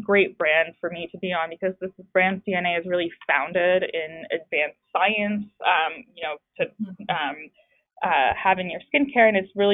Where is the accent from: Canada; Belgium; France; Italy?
France; moved away; I grew up in France